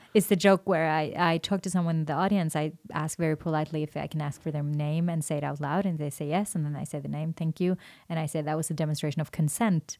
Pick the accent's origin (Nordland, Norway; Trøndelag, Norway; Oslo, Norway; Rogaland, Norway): Oslo, Norway; English is a second language; moved away as an adult; now in Denmark; I'm from Norway, but I'm based in Denmark